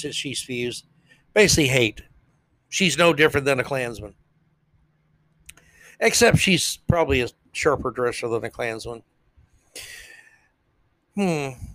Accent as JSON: {"language": "English", "region": "the South", "country": "United States", "said": "I'm a Southerner."}